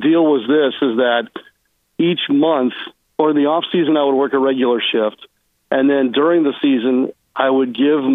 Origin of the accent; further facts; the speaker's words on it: St. Louis, Missouri, United States; Growing up in St. Louis, I had Jack Buck